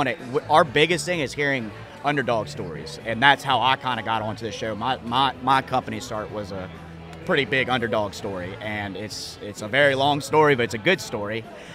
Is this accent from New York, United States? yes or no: no; Lafayette, Louisiana, United States; I went to Lafayette High